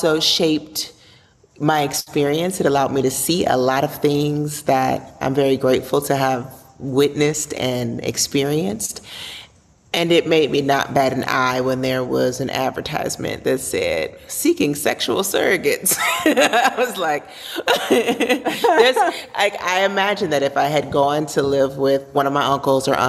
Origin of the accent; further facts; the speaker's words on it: Chicago, Illinois, United States; I have come from a mixed background growing up in Chicago